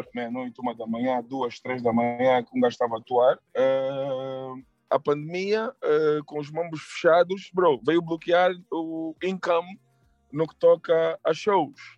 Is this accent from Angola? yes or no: yes; Angola; nós angolanos